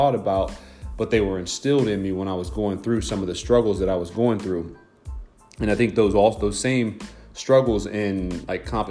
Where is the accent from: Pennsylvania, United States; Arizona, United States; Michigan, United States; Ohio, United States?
Ohio, United States; Delaware; I'm from Delaware, Ohio, a small town